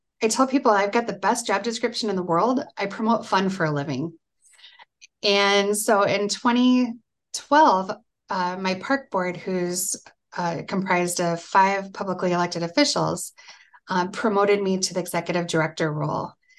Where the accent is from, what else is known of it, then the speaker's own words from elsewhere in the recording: Davenport, Iowa, United States; I grew up in Davenport, Iowa, and I'm the daughter of a judge and a school teacher.